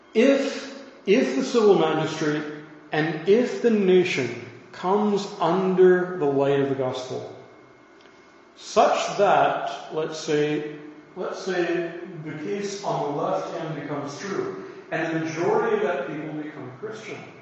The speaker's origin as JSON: {"language": "English", "country": "United States", "said": "I'm an American."}